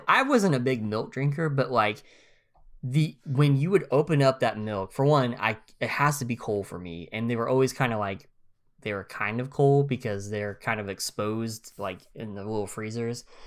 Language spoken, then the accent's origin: English; northeast Oklahoma, United States; also born or lived in Missouri; I'm from Oklahoma, I'm from the very northeast tip